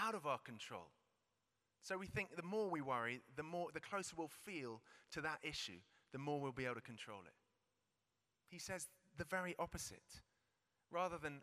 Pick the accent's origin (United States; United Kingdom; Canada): United Kingdom; We're British.